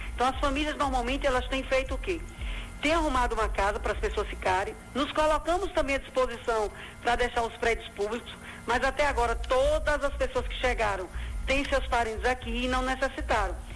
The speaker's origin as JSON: {"language": "Portuguese", "country": "Brazil", "tie": "born or raised there", "said": "na minha terra, Baixão"}